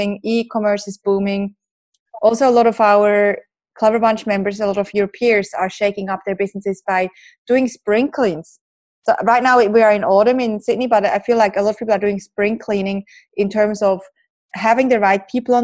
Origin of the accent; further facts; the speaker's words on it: Switzerland; me growing up in Switzerland